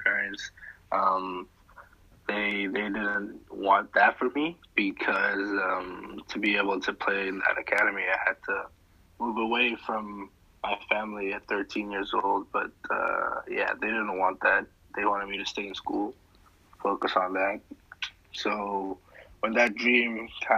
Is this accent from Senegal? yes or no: yes; Senegal; moved away; I'm originally from Senegal.